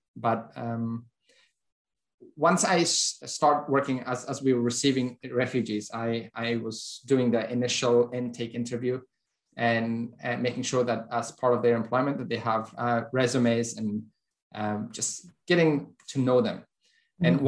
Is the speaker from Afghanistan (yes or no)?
yes; Kabul, Afghanistan; English is a second language; moved away as an adult; now in Northwest Arkansas, United States; I'm originally from Afghanistan, grew up there